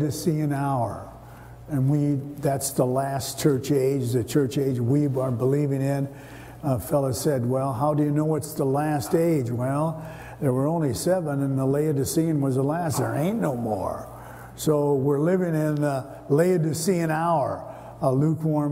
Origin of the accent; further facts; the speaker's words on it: St. Paul, Minnesota, United States; I grew up there in St. Paul, and I lived on St. Anthony Avenue